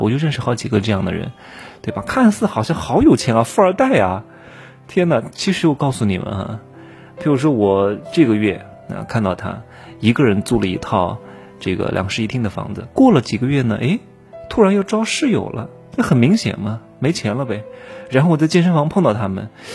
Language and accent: Chinese; China; 我也是中国的男人